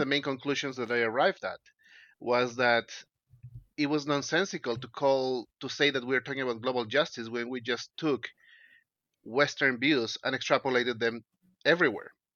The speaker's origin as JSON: {"language": "English", "country": "Peru", "tie": "born or raised there", "said": "I'm Peruvian. I grew up in Peru."}